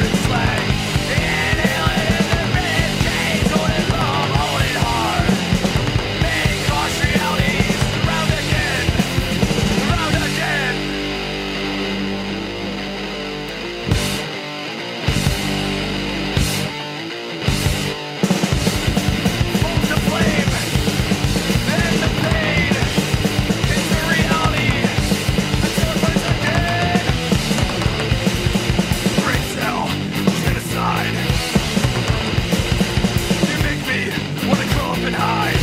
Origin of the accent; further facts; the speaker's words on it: Akron, Ohio, United States; I'm from Akron, so they're local